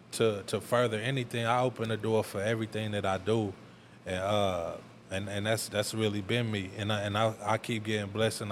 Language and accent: English; Tulsa, Oklahoma, United States; born or raised there